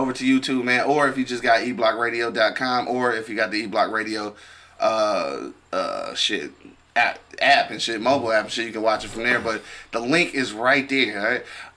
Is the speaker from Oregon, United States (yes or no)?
no; Detroit, Michigan, United States; We from the East Side